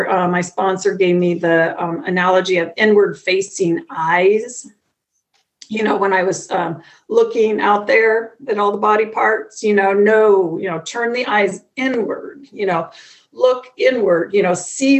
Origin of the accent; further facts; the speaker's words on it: Midwest, United States; I'm from the Midwest here in the United States